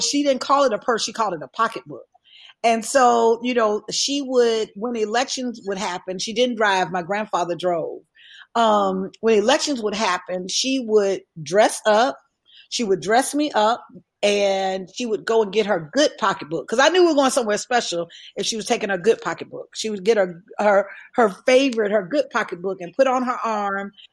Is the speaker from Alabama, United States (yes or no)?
yes; Alabama, United States; I was raised in Alabama.